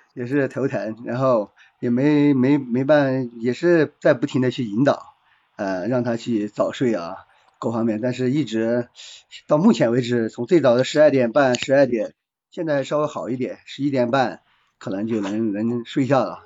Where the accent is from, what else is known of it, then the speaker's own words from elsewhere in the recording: Guizhou, China; 来自贵州嗯，然后从事嗯。汽车，呃，四 S 店管理，大概有个七八年这个样子